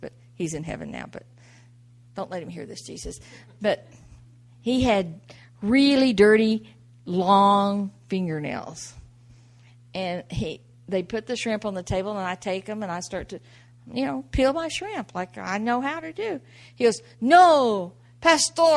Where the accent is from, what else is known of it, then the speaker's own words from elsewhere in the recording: the South, United States; I grew up in the South